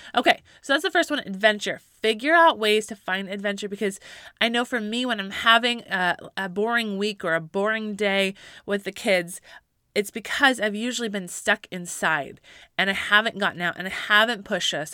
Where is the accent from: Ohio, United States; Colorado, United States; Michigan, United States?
Colorado, United States; moved away; I grew up in Colorado